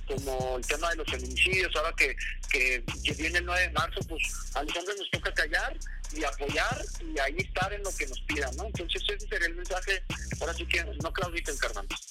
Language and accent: Spanish; Chihuahua, Mexico; yo soy de Chihuahua